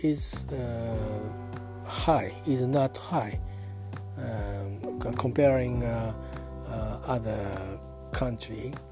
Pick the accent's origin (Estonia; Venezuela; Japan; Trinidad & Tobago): Japan; Yokohama, Kanagawa; English is a second language; I'm talking from Japan at my hometown uh, Yokohama.